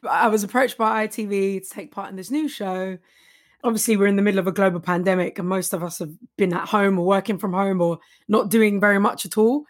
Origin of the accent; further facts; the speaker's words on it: London, United Kingdom; I'm from Walthamstow, East Seventeen.